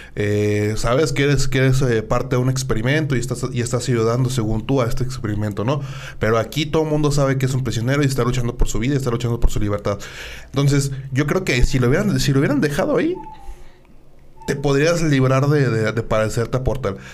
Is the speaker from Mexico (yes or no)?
yes; Mexico; llena de orgullo como mexicano